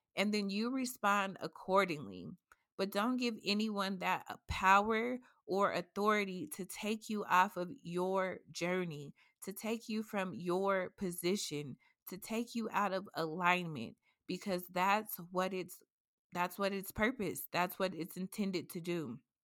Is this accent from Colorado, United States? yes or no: yes; Colorado, United States; I'm a native from Colorado